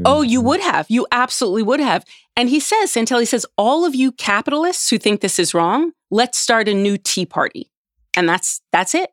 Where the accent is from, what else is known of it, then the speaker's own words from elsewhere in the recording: United States; as an American